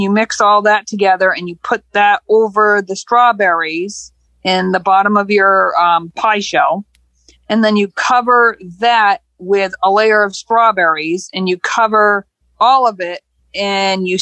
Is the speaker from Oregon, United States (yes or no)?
no; New Hampshire, United States; I'm actually from Campden, New Hampshire